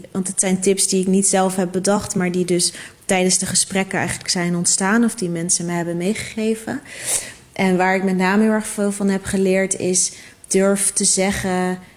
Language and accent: Dutch; Netherlands; het is onze zin als Nederlanders.